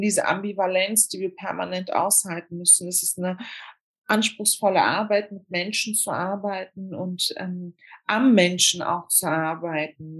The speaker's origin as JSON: {"language": "German", "region": "Berlin", "country": "Germany", "tie": "born or raised there", "said": "ich bin in Deutschland zur Schule gegangen, auch in Berlin"}